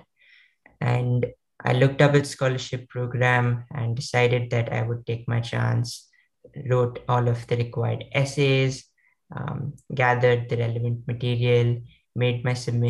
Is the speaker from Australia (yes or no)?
no; Maharashtra, India; my state, I come from India, Maharashtra